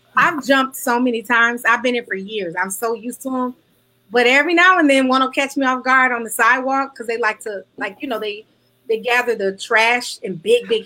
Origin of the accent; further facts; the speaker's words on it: Detroit, Michigan, United States; moved away as an adult; also born or lived in Kentucky / New York, New Jersey tri-state area; now in New York/New Jersey tri-state area, United States; Growing up in the city of Detroit